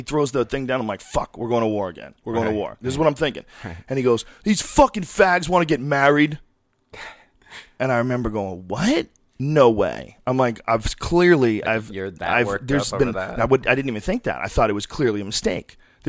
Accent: San Francisco, California, United States; And I grew up in San Francisco when I was a little kid from age 7 to 11.

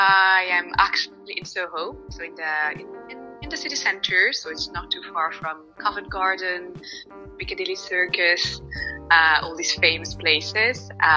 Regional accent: Brussels, Brussels-Capital Region, Belgium; accent: Irish; first language French; English is a second language; moved away as an adult; also born or lived in Ireland; now in London, United Kingdom; I call myself a citizen of the world, basically. So I grew up, so I was born and I grew up in Belgium. After uni, I moved to Ireland, where I spent about 7 years. And you probably spotted the Irish accent there.

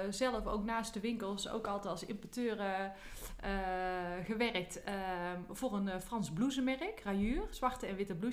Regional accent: Tilburg, North Brabant, Netherlands; also born or lived in Apeldoorn / Doorn; Ik ben geboren in Apeldoorn. Ik ben opgegroeid in Tilburg. En ik heb eigenlijk altijd in Tilburg gewoond, behalve toen ik studeerde. Toen woonde ik in Doorn.

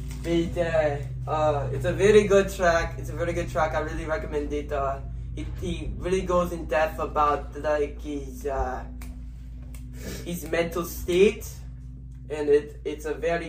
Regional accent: Wisconsin, United States; I grew up in Wisconsin, so I didn't really have it easy.

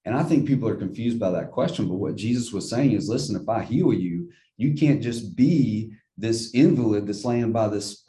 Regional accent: Jackson, Mississippi, United States; growing up in Northeast Jackson

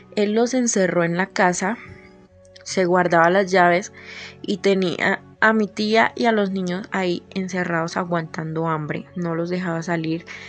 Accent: Colombia; soy de Colombia

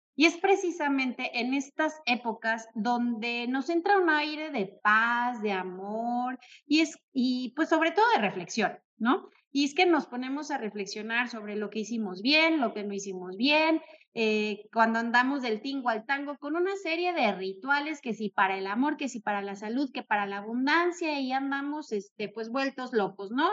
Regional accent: Mexico; como buenos mexicanos que somos

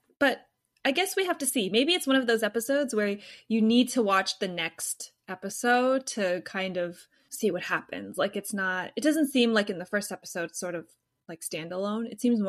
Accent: United States; We're American, so I guess we're just too radicalized.

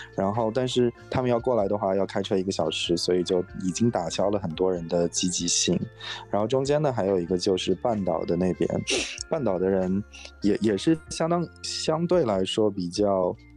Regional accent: Inner Mongolia, China; moved away as an adult; now in San Francisco Bay Area, United States; 我是内蒙古的，然后，但是来这边很久

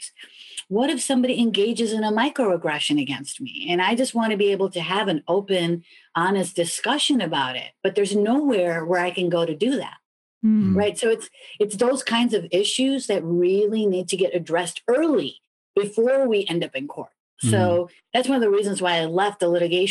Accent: Chicago, Illinois, United States; moved away; I'm originally from Chicago

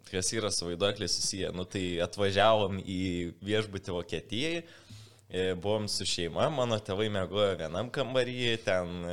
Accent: Lithuania; mes lietuvių biški tokia specifinė tauta esam

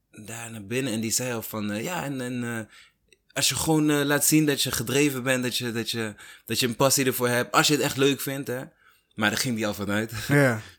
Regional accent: Ede, Gelderland, Netherlands; ik kom uit Ede.

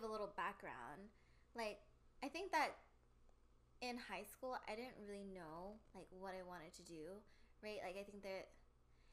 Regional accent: Bay Area, California, United States; I am born and raised in the Bay Area. Bay Area local here.

